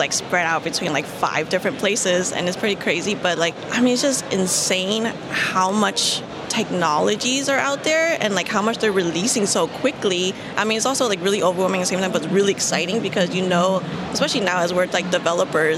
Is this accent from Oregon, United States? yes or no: no; San Francisco, California, United States; I'm a San Francisco native, and I grew up in the Tenderloin District